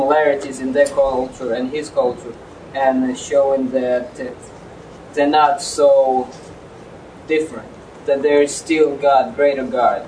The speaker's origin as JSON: {"language": "English", "country": "Russia", "moved": "yes", "said": "I'm from Russia"}